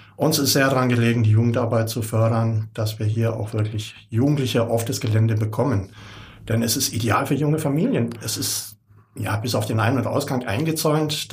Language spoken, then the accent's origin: German; Rauher Kapf, Baden-Württemberg, Germany; ich bin genau gegenüber groß geworden am Rauen Kapf. Meine Eltern sind dort 64 hingezogen